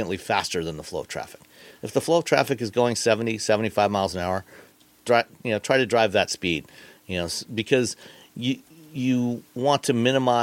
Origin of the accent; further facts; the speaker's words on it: Ontario, Canada; now in Michigan, United States; I grew up in Ontario, Canada